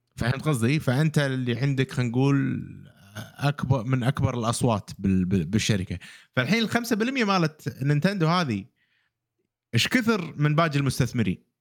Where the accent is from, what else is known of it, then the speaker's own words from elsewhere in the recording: Kuwait; عندنا بالكويت